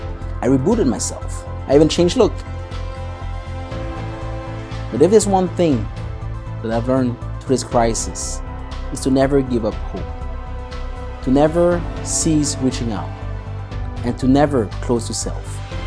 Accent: Canada; And we are actually from the other end of the world. He is from India. We're from Canada.

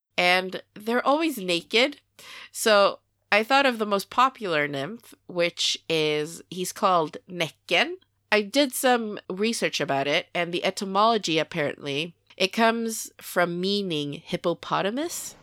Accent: Sweden; I am born and raised in Sweden

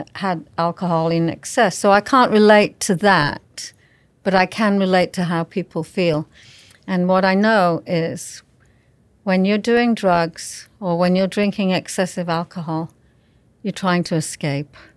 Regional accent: England, United Kingdom; I was raised in England

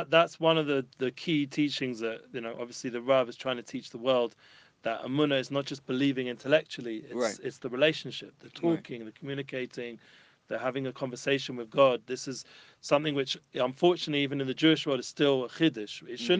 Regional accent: London, United Kingdom; I'm traditional Jew from North London.

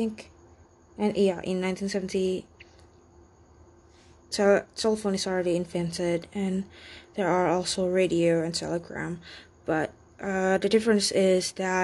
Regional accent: Indonesia; first language Indonesian; English is a second language; My mother tongue is Indonesian or Indonesian language, or commonly known as Bahasa Indonesia.

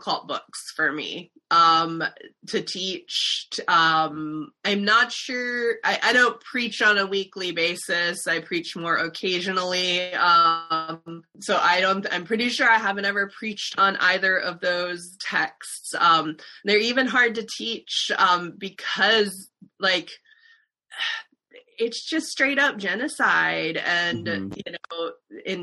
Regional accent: South Dakota, United States; moved away as an adult; also born or lived in Richmond / Nashville; I am not from the South originally. I am from South Dakota.

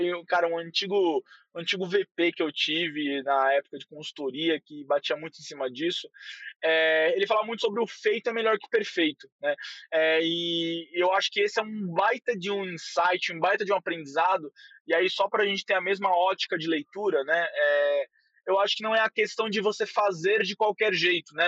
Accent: São Paulo, Brazil; accent: paulista; eu sou paulista assim de coração total. Eu gosto dessa loucura, eu gosto desse, desse nosso achar que não temos sotaque, temos um sotaque gigantesco, de falar mano para tudo que é vírgula.

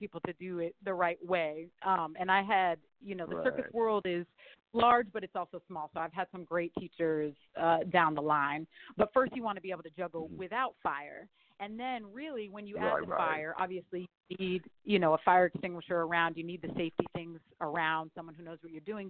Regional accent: Burlington, Vermont, United States; also born or lived in San Francisco Bay Area, California; now in Los Angeles, United States; I grew up in Burlington, Vermont

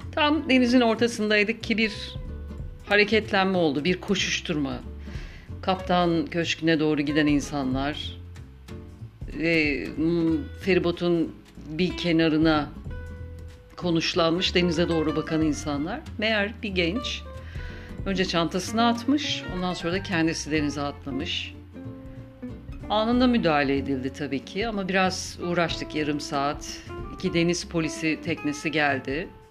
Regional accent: Istanbul, Turkey; now in Izmir, Turkey; Ben İstanbul doğumluyum. Orada yaşadım yıllarca

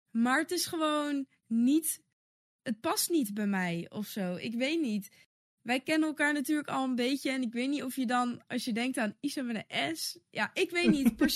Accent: Wassenaar, South Holland, Netherlands; also born or lived in The Hague; toen ben ik gaan wonen in, in Wassenaar. Of eh, tenminste, daar ben ik dan dus opgegroeid.

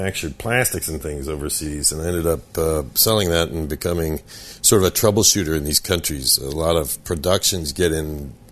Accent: San Francisco, California, United States; moved away as an adult; also born or lived in Spain; I grew up in San Francisco

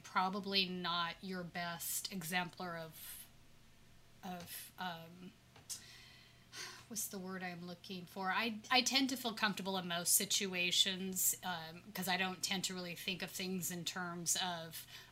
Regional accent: California, United States; I'm a Californian

